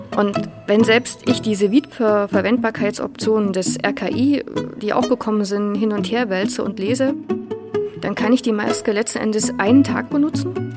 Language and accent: German; Leipzig, Saxony, Germany; Ich bin in Leipzig geboren und aufgewachsen